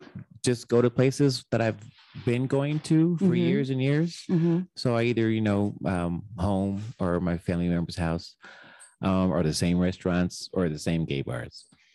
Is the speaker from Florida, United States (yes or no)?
no; Texas, United States; moved away; I grew up in Texas.